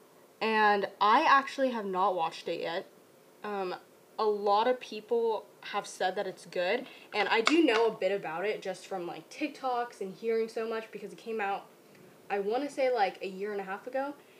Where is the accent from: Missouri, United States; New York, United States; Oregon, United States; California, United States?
California, United States; Orange County, Southern; we are from Orange County